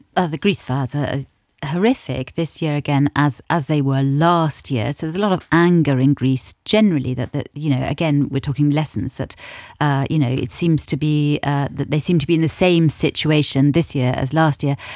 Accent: England, United Kingdom; I'm English, British

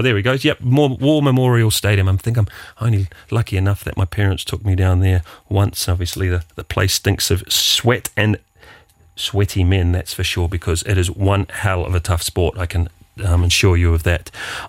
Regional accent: Wellington, New Zealand; I come from the Wairarapa of New Zealand, which is actually the sheep shearing capital of the world.

